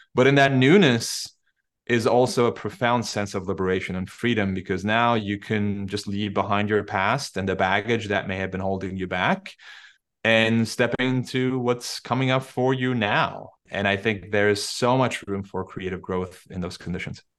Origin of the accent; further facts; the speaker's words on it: Turkey; English is a second language; moved away; it's my home country